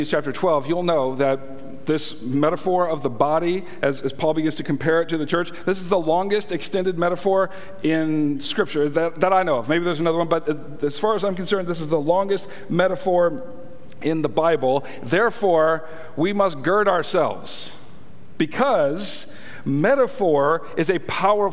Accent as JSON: {"language": "English", "country": "United States", "said": "I'm an American, and that's how we say it here in America"}